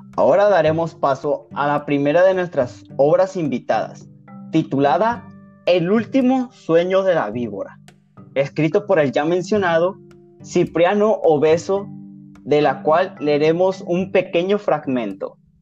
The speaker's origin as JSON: {"language": "Spanish", "region": "Sinaloa", "country": "Mexico"}